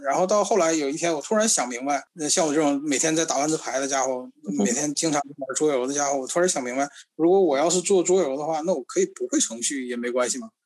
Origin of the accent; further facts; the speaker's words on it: Northeast China, China; 我小的时候，我们东北这边儿非常流行的一种叫做布告棋、布告牌